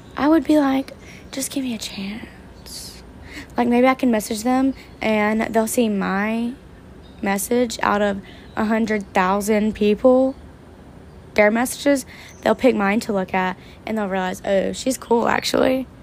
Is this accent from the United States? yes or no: yes; the South, United States; my hometown, in surrounding areas in the South